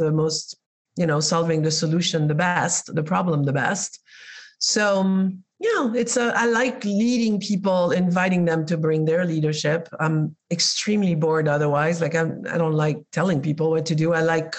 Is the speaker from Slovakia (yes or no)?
no; Spain; moved away; I was raised in Spain